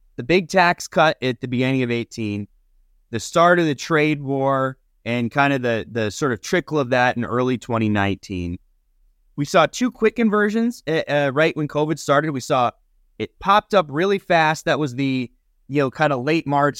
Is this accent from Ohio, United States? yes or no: no; Nevada, United States; moved away; where I grew up in Nevada